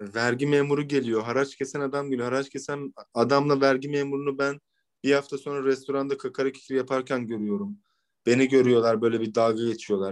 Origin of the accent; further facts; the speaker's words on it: Ankara, Turkey; ben Ankara'da doğma büyüme olduğum için